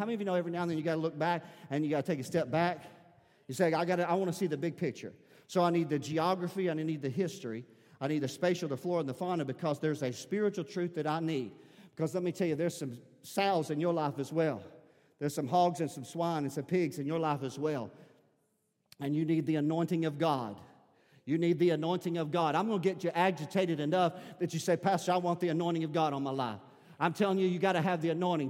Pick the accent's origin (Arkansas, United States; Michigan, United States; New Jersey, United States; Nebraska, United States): Arkansas, United States; Wilburn; I was from Wilburn, Sherry and I graduated from Wilburn